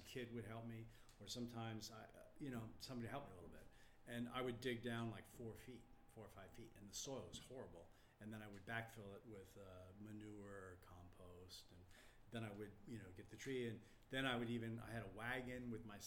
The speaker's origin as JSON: {"language": "English", "region": "New Jersey", "country": "United States", "tie": "born or raised there", "also_born_or_lived": "Texas / Greenpoint, Brooklyn", "moved": "yes", "lives_now": "New York City, United States", "said": "I grew up in New Jersey"}